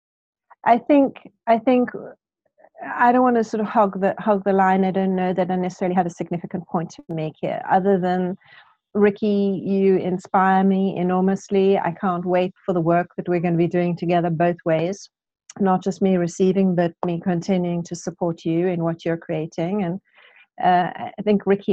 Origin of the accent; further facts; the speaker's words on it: Cape Town, Western Cape, South Africa; now in United Kingdom; I'm originally from Cape Town.